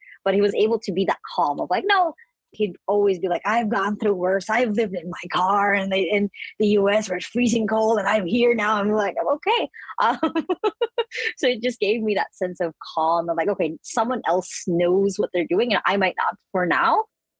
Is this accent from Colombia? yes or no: no; Philippines; I'm from the Philippines.